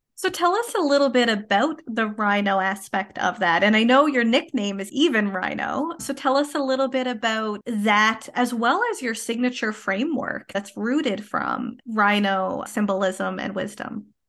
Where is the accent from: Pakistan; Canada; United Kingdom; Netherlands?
Canada; I am a Canadian social worker